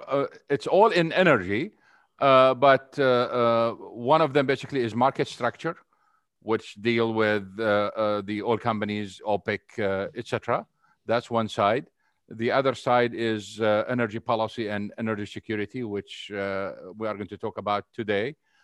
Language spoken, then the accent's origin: English; Syria; moved away as an adult; also born or lived in Saudi Arabia; now in United States; I was raised basically in Syria and Saudi Arabia. And then I moved into the United States over 30 years ago. I came in here after I finished college.